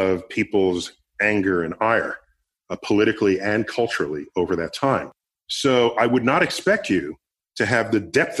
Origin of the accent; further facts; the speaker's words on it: New York City, New York, United States; I grew up in the Bronx.